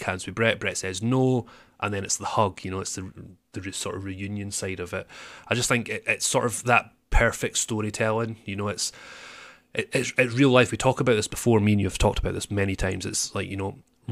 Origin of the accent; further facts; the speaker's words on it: Scotland, United Kingdom; I'm actually a real Scotsman.